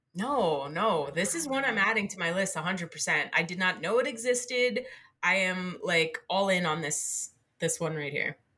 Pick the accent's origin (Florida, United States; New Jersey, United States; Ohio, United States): New Jersey, United States; I grew up in New Jersey